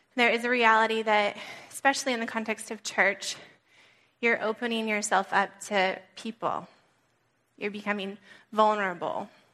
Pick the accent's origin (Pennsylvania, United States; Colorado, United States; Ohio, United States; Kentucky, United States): Colorado, United States; also born or lived in California; now in New England, United States; I grew up in Colorado, brief little stint in California, and then came here